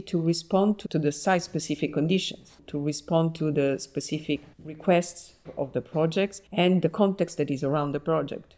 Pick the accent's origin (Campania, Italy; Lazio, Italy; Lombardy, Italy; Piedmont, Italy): Campania, Italy; Naples; moved away as an adult; now in Paris, France; I was born in Naples and I grew up there and I studied architecture there.